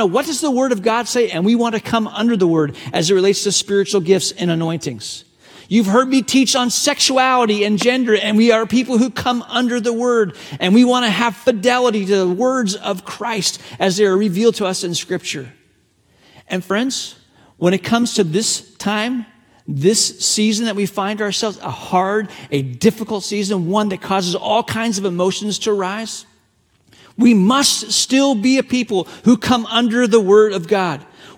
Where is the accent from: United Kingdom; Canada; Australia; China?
China; English is a second language; the way, I grew up in a part of the world where I'm very familiar with what persecution looks like. I was born in China.